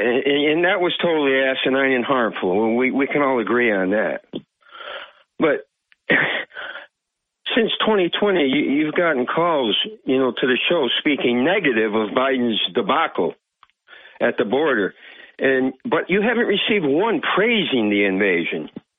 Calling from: Vestal, New York, United States; from Vestal.

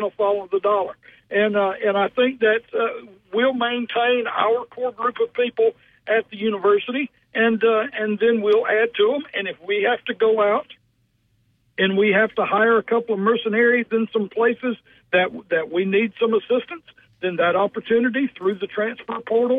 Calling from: Alabama, United States; I am calling you from Uri, Alabama.

